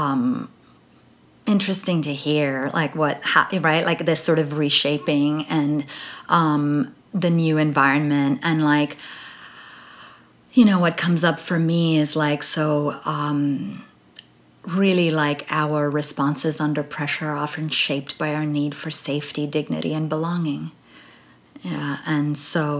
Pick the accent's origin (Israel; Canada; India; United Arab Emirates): United Arab Emirates; Dubai; I grew up in Dubai